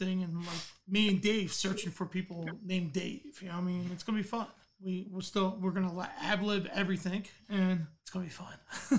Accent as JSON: {"language": "English", "area": "Delaware County", "region": "Pennsylvania", "country": "United States", "tie": "born or raised there", "said": "I'm a Delco kid."}